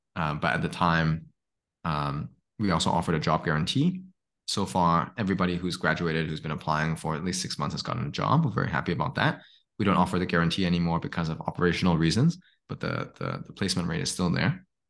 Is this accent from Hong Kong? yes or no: yes; Hong Kong; also born or lived in Stanford; now in Singapore; I grew up in Hong Kong